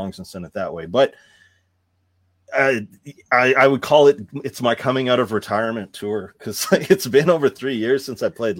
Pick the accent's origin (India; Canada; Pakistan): Canada; I was raised in Canada.